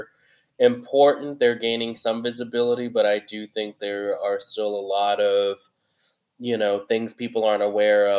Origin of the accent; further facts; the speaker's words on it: San Francisco, California, United States; I was born and raised in San Francisco, Yolamu Ohlone territory.